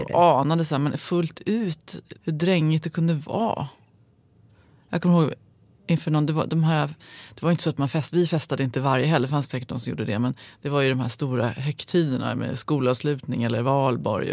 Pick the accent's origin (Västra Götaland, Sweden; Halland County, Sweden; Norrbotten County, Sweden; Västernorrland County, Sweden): Västernorrland County, Sweden; Sundsvall; den här skolan där jag gick var, halva upptagningsområdet var direktörerna, det finns några stora industrier i Sundsvall